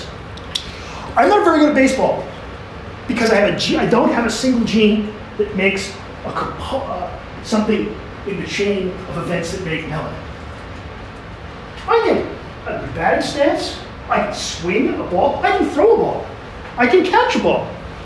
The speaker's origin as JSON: {"language": "English", "country": "Canada", "said": "I'm Canadian"}